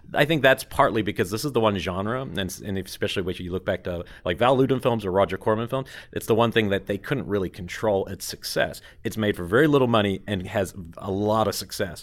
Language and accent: English; New Zealand; moved away; growing up in New Zealand, I got really lucky because we didn't ha, we don't have any repertory screenings.